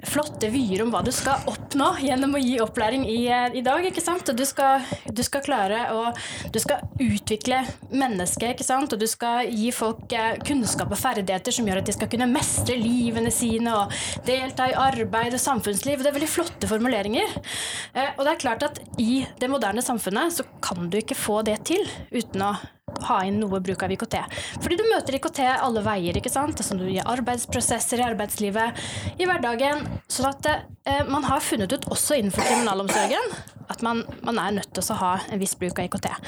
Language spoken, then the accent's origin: Norwegian; Oslo, Norway; also born or lived in Stord; Og så er jeg egentlig født her på Vestlandet, på Stord, men jeg har vokst opp i Oslo.